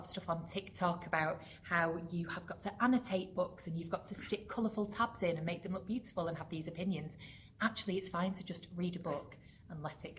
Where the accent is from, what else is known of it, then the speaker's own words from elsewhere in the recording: Bury, North West England, United Kingdom; I am from Bury, So historically Lancashire through and through. So went to college in Bury, grew up there